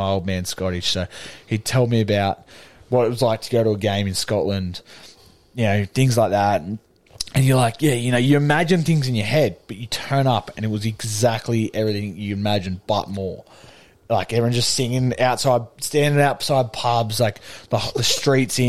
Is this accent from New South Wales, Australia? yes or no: yes; Sydney, New South Wales, Australia; we're from Sydney